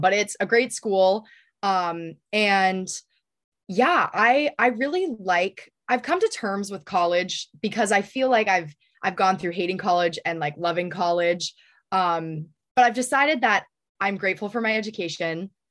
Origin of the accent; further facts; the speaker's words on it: New Hampshire, United States; growing up in New Hampshire